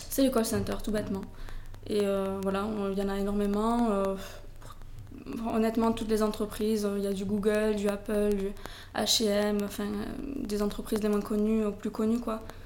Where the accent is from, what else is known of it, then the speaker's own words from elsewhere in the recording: Toulouse, Occitania, France; moved away as an adult; also born or lived in United States; now in Barcelona, Spain; je suis originaire de Toulouse ça s'entend mon accent